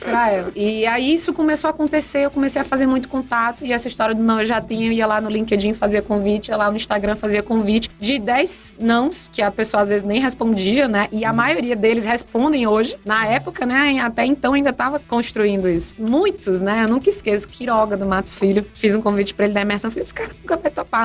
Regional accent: Teresina, Piauí, Brazil; moved away as an adult; also born or lived in Maranhão; now in São Paulo, Brazil; eu sou uma piauiense de Teresina. Morei muitos anos no Maranhão, então venho aí de cidades nordestinas, sou uma nordestina. E há 10 anos resolvi abraçar São Paulo

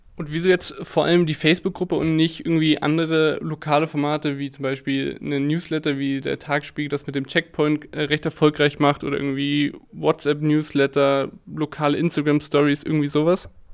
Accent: Lindau, Bavaria, Germany; moved away; Ich bin nämlich momentan in meiner Heimat, beziehungsweise dort, wo ich groß geworden bin, im schönen Lindau

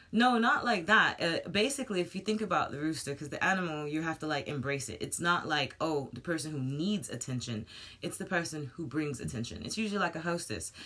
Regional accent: United States; moved away; I'm American

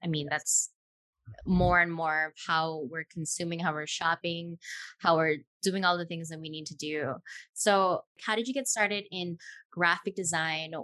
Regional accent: Nanakuli, Hawaii, United States; I'm actually from Nanakuli, so the west side here. West side. On Oahu

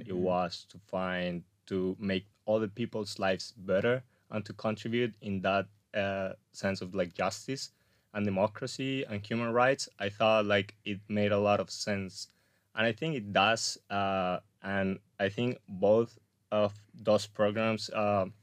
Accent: Colombia; English is a second language; also born or lived in Spain / New Zealand / Australia / Portugal; So, well, first of all, like I'm Colombian, but I'm also Spanish.

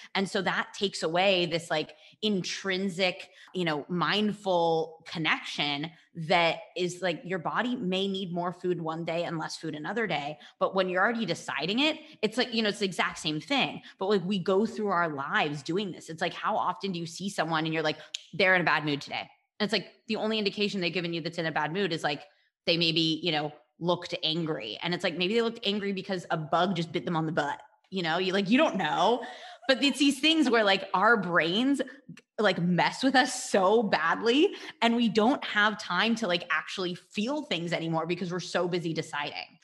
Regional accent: United States; moved away; I'm from the States

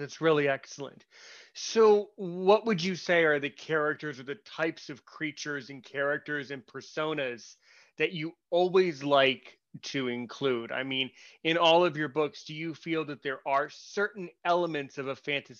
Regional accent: United States; I'm from the States somewhere

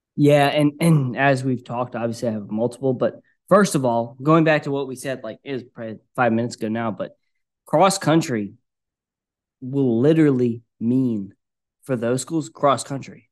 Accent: Virginia, United States; I grew up around Virginia

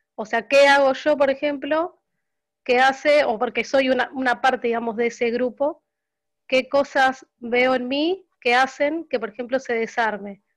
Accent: Rosario, Santa Fe, Argentina; de Rosario, Santa Fe, Argentina

